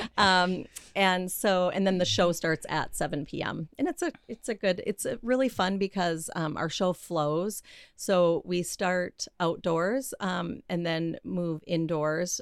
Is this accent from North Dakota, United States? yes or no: yes; Grand Forks, North Dakota, United States; moved away as an adult; also born or lived in Minneapolis; I'm from North Dakota